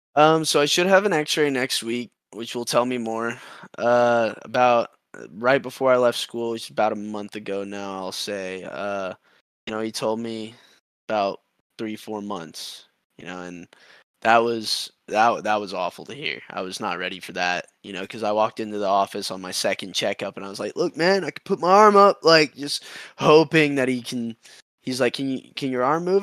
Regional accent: Austin, Texas, United States; my hometown. I'm from here.

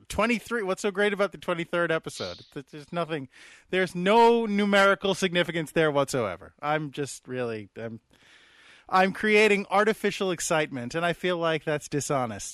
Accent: United States; I'm an American

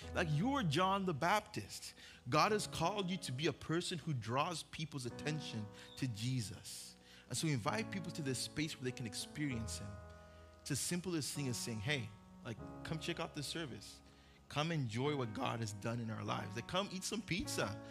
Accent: Uganda; also born or lived in Oxnard, California, United States; now in Westlake, United States; I was born in Oxnard, grew up in Uganda.

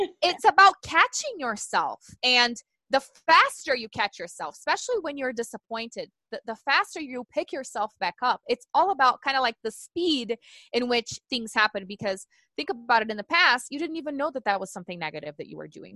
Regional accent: Brazil; English is a second language; moved away as an adult; also born or lived in Tulsa, Oklahoma; now in United States; growing up in Brazil

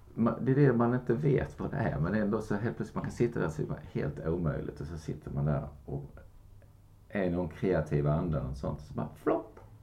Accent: Kristianstad, Skåne, Sweden; moved away; min hemstad och Kristianstad.

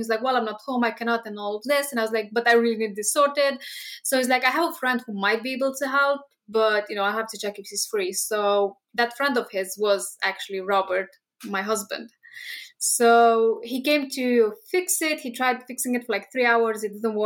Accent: Romania; moved away as an adult; now in United Kingdom; we are both from Romania, which is Eastern Europe, from the same town. Basically, we've spent 8 years in the same town

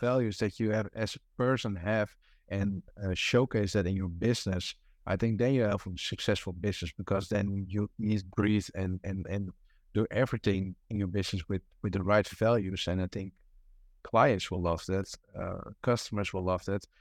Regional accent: Amsterdam, North Holland, Netherlands; English is a second language; moved away; it was back home, uh, because I'm from Amsterdam

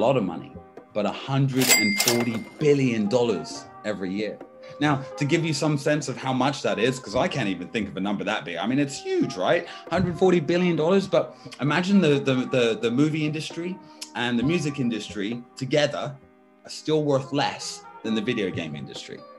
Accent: United States; also born or lived in Washington / California; now in Brighton, United Kingdom; I grew up in kind of Washington State and California, Northern California, so West Side

